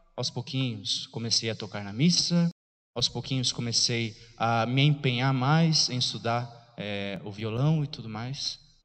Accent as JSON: {"language": "Portuguese", "town": "Piraí do Sul", "region": "Paraná", "country": "Brazil", "said": "sou da cidade de Piraí do Sul, lá do fundo de Piraí do Sul, de uma, de um bairro chamado Bairro da Ressaca."}